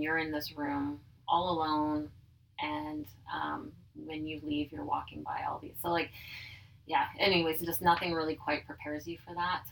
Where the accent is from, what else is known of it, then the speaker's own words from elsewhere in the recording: Dugald, Manitoba, Canada; also born or lived in Oak Bank, Manitoba; now in Winnipeg, Canada; I grew up in Dugald, Manitoba, so small city or small city, small town outside of Winnipeg